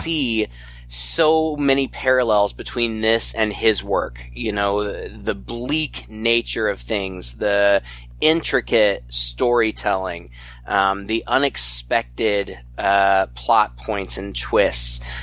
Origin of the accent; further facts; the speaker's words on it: United States; being an American and not very culturally savvy